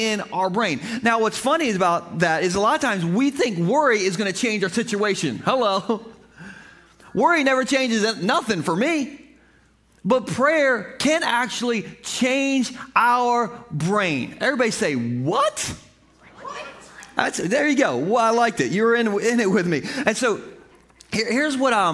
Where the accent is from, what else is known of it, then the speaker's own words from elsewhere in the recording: Gumboro, Delaware, United States; I am from Gumboro